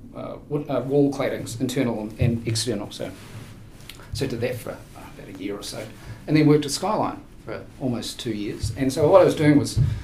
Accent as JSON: {"language": "English", "town": "Queenstown", "region": "Otago", "country": "New Zealand", "tie": "born or raised there", "said": "I was born in uh, Queenstown in the now iconic year of 1964."}